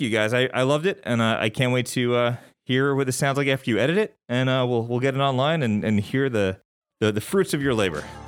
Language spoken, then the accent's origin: English; Long Island, New York, United States; moved away as an adult; also born or lived in Clemson, South Carolina / Atlanta, Georgia / Cleveland, Ohio / Memphis, Tennessee; I'm from New York. I'm from Long Island.